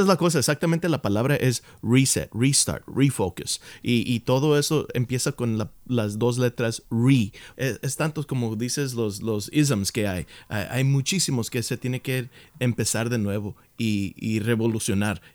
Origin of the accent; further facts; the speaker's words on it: Los Angeles, California, United States; Yo, yo siendo mexicano, nacido aquí en Los Ángeles, pero mexicano